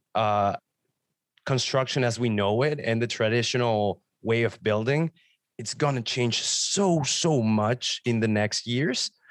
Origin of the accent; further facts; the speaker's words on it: Mexico; now in Ontario, Canada; I'm from Mexico, so my first clients were in Mexico